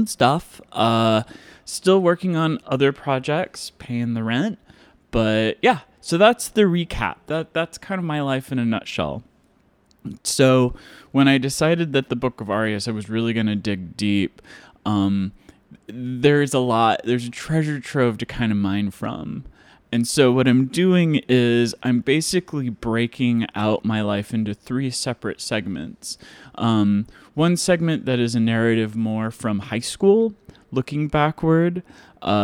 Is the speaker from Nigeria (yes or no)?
no; Mason City, Iowa, United States; moved away; I grew up in Mason City, Iowa